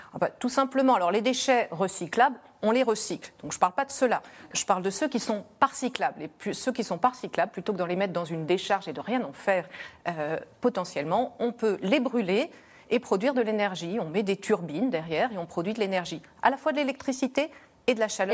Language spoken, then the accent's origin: French; France; on a une énergie chez nous en France